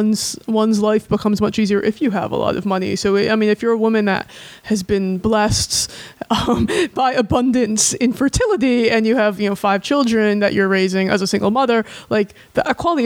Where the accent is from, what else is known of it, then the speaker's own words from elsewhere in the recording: United States; we're in America